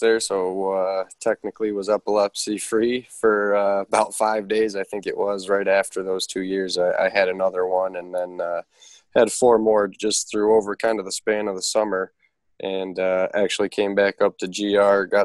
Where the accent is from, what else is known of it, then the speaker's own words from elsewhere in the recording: Toledo, Ohio, United States; it's my hometown